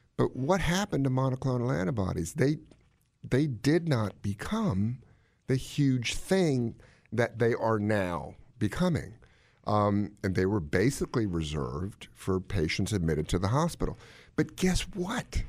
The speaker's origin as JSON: {"language": "English", "town": "Washington", "region": "District of Columbia", "country": "United States", "tie": "born or raised there", "said": "I grew up in Washington, D C."}